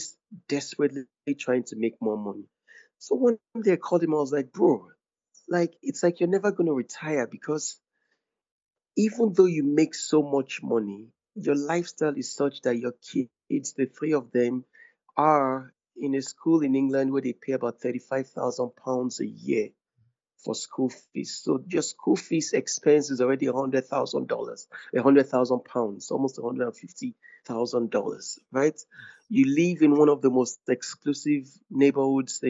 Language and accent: English; Ogbomosho, Oyo, Nigeria; moved away; I'm from Ogbomosho in Oyo State